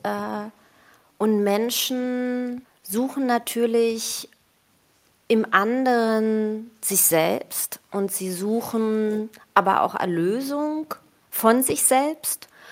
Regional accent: Berlin, Germany; also born or lived in Tel Aviv, Israel; Berlin ist cool, ist meine Heimat und so. Ich bin ja aufgewachsen

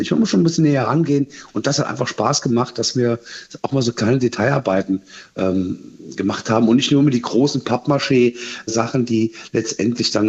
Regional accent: Frankfurt, Hesse, Germany; Wir haben ja in diesem Jahr die Europameisterschaft auch in Frankfurt. Da sind wir Frankfurter stolz drauf

